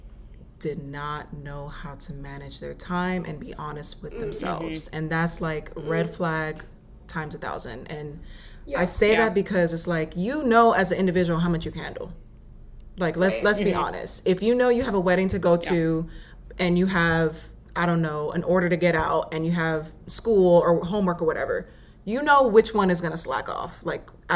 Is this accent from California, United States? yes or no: no; New York, United States; moved away; also born or lived in Florida / Savannah, Georgia / Atlanta, Georgia; I'm here in New York now. This is actually my hometown